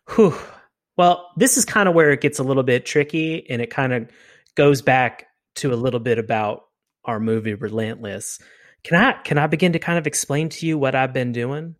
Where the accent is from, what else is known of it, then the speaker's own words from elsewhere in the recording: Reading, Pennsylvania, United States; It was suburbia through and through. Uh, you know, I, went to a very relatively small elementary, middle, and high school through Reading High, go Red Knights